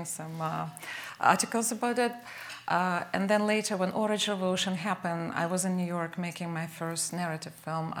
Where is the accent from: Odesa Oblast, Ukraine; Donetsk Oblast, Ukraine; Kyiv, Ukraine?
Kyiv, Ukraine; also born or lived in Bucha; I was born and raised in Kyiv, Ukraine